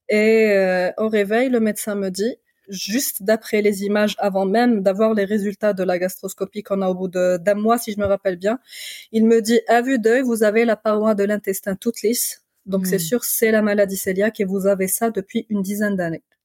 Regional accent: Algeria; de chez moi en Algérie

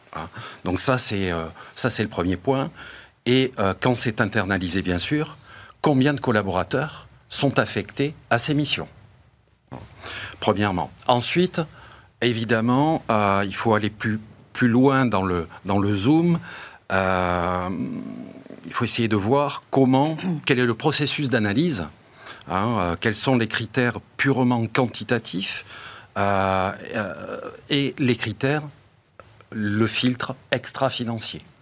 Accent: Bordeaux, Nouvelle-Aquitaine, France; chez moi à Bordeaux

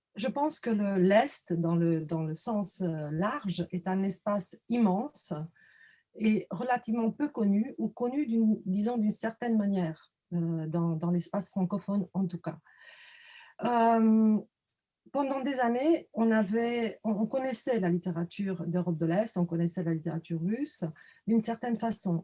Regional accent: Romania; moved away; je suis roumaine d'origine

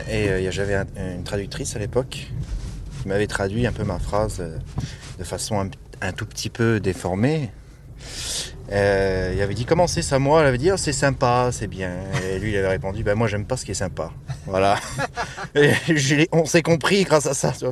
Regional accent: New York, United States; French is a second language; now in New Orleans, United States; ouais, de New York, et j'habite maintenant à Nouvelle-Orient

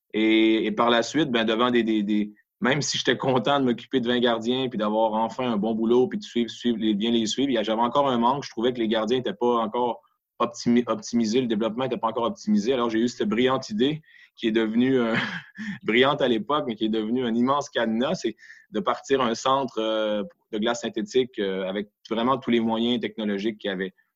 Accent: Quebec, Canada; also born or lived in Geneva, Switzerland; now in Switzerland; chez nous, au Québec

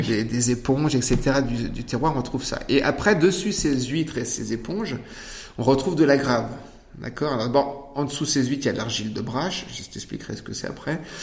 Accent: Poitou, Nouvelle-Aquitaine, France; moi je viens du Poitou, j'ai ma culture

